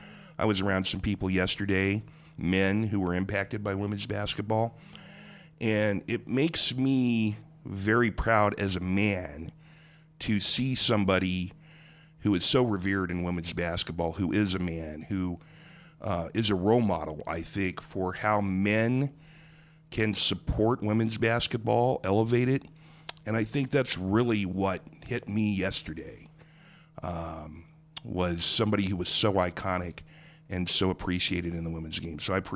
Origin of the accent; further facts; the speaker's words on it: Springfield, Missouri, United States; moved away; I was in Springfield, Missouri, my hometown, yesterday.